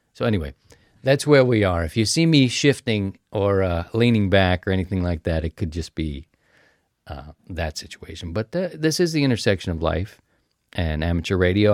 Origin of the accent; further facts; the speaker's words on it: Maryland, United States; moved away; my home state